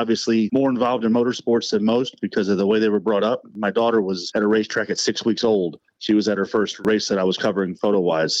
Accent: St. Louis, Missouri, United States; I grew up in St. Louis, came from the correct side of the state

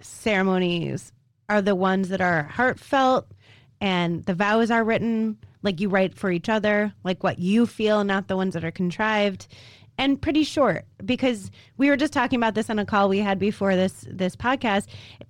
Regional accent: Chicago, Illinois, United States; the street I grew up on. Okay. In Chicago, it was Dauphine Chicago. Avenue.

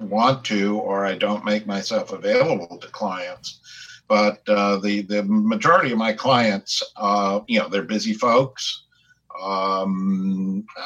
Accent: Westfield, New Jersey, United States; moved away as an adult; also born or lived in New York City, New York; now in New York, United States; So I grew up in a town called Westfield, New Jersey, about 25 miles out of the city.

